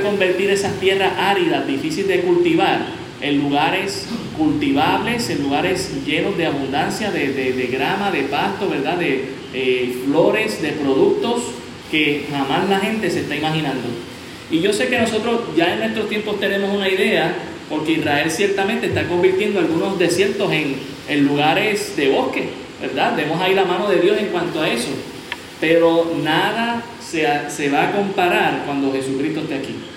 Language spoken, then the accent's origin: Spanish; Puerto Rico